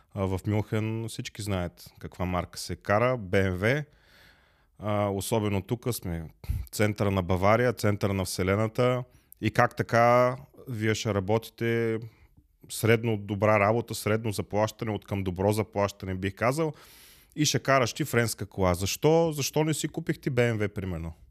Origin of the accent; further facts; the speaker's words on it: Plovdiv, Plovdiv Province, Bulgaria; moved away as an adult; now in Germany; Аз съм роден в Пловдив